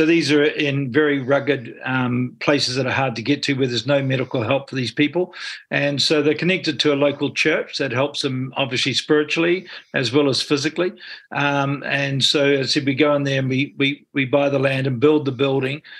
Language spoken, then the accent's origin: English; Stratford, Taranaki, New Zealand; also born or lived in Hawera; now in Auckland, New Zealand; I was brought up in Taranaki. I'm just a simple guy from Taranaki, is what I say. Brought up in a small town, Stratford, born in Hara.